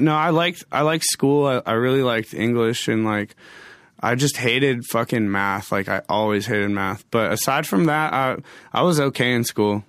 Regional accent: Medicine Hat, Alberta, Canada; moved away; also born or lived in Edmonton / Wisconsin; I was born in Edmonton, but I grew up in a city called Medicine Hat, which is like a few hours uh, away from Calgary

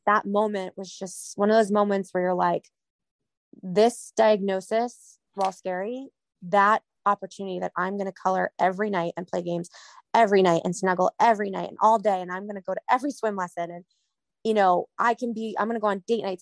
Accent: New England, United States; I'm from New England

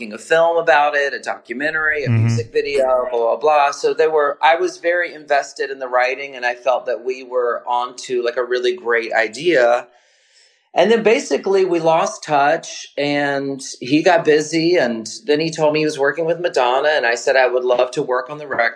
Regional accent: the South, United States; now in New York, United States; I'm from the South.

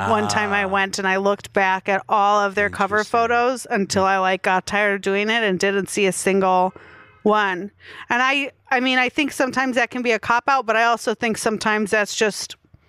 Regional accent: Milwaukee, Wisconsin, United States; moved away; also born or lived in Chicago; I'm from Milwaukee.

